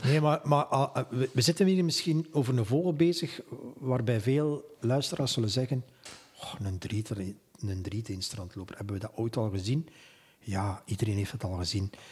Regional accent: Flanders, Belgium; hier bij ons in Vlaanderen

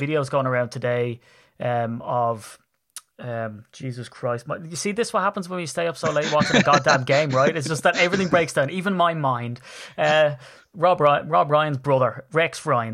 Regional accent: Ireland; I'm Irish

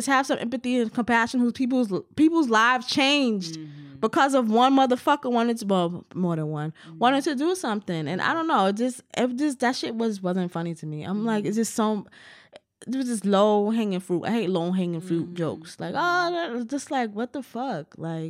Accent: United States; So I have a different relationship with that and that whole thing than lots of other Americans do.

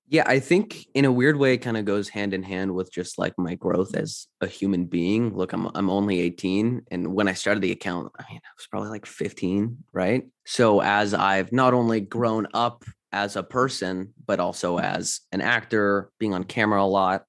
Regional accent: London, Ontario, Canada; moved away; I'm from Canada

